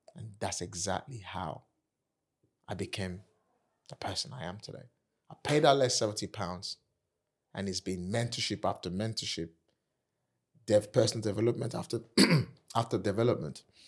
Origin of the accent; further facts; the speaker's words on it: Nigeria; accent: African; moved away as an adult; also born or lived in Kent, United Kingdom; now in United Kingdom; I'm African, I'm Nigerian